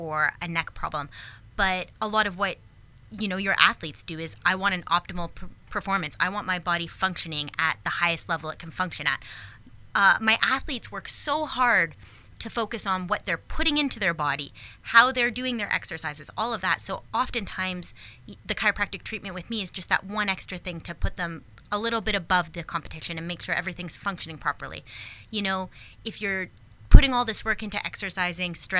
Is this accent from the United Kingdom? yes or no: no; a small town outside of Toronto, Ontario, Canada; moved away as an adult; also born or lived in upstate New York; now in Charleston, United States; born and raised in Canada in a small town outside of Toronto